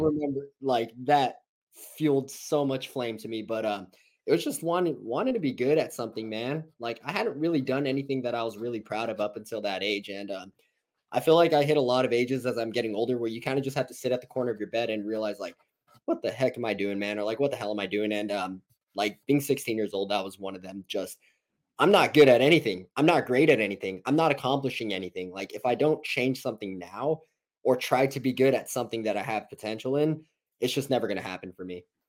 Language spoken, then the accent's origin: English; La Puente, California, United States; I'm from La Puente, California